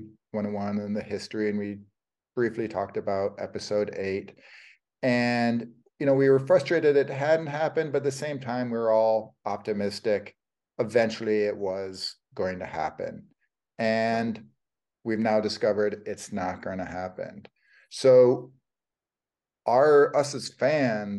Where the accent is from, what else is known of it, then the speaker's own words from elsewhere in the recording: Detroit, Michigan, United States; I come from Detroit